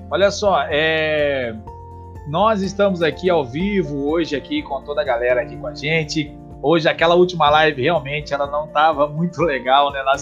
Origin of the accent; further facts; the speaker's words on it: Várzea Grande, Mato Grosso, Brazil; Somos de Várzea Grande.